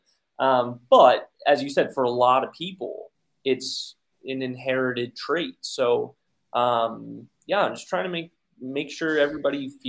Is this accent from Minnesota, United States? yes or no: no; Pennsylvania, United States; also born or lived in Texas / Virginia / Arizona / Oregon; now in North Carolina, United States; I was born and raised in Pennsylvania, but I've also lived in Texas, Virginia, Arizona, Oregon